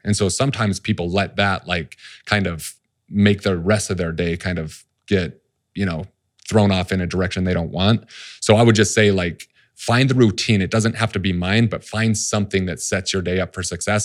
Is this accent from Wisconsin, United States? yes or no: no; Salt Lake City, Utah, United States; I grew up in Salt Lake City